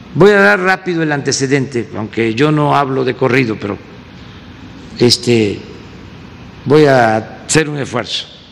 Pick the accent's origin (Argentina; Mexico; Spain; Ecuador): Mexico; todos somos de México